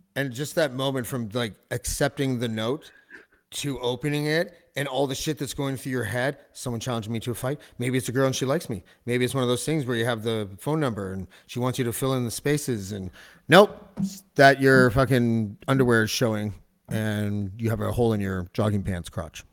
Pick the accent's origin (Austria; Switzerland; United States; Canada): Canada; Whitby, Ontario; I grew up in Whitby